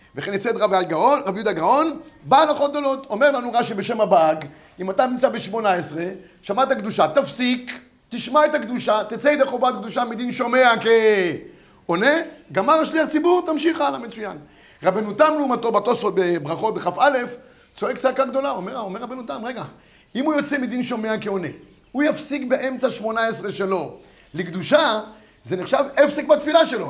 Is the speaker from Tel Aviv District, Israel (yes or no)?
no; Yehud, Central District, Israel; אני כילד גדלתי איפה שגדלתי, זה בית כנסת בית מאיר ביהוד